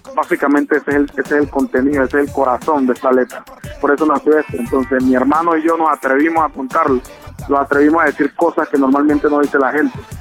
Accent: Buenaventura, Valle del Cauca, Colombia

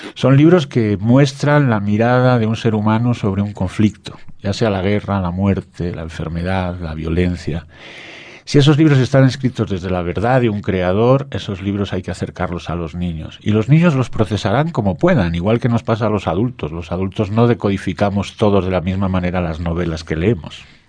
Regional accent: Spain; en mi país

